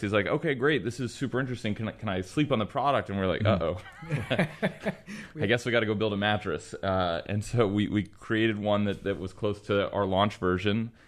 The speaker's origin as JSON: {"language": "English", "region": "Texas", "country": "United States", "tie": "born or raised there", "said": "I was born and raised in Texas. Went to University of Texas in Austin"}